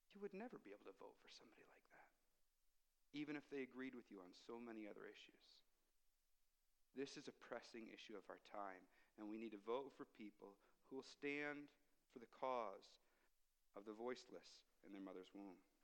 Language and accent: English; United States; now in Canada; as an American